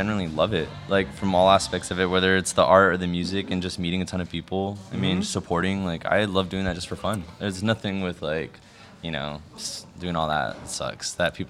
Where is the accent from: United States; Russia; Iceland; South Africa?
United States; Chula Vista, California; at least where we grew up in Chula Vista